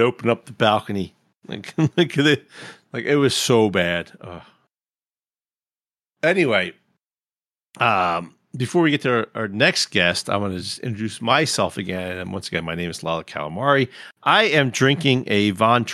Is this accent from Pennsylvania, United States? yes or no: yes; Philadelphia, Pennsylvania, United States; I come from Philly